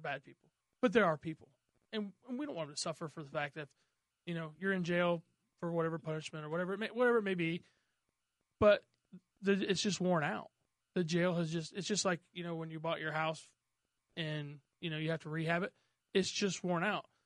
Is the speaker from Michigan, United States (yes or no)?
no; Mooreland, Indiana, United States; I didn't grow up down there. I grew up in Moreland.